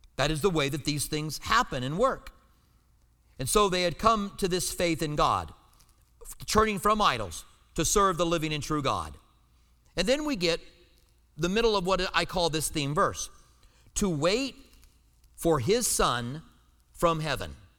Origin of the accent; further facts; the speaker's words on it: United States; I'm an American